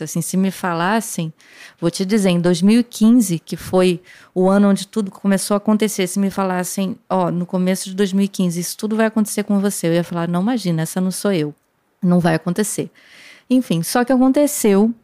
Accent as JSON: {"language": "Portuguese", "region": "Rio de Janeiro", "country": "Brazil", "tie": "born or raised there", "said": "quando eu nasci, meu pai já morava no Jabur, que é o bairro onde o Hermeto mora até hoje"}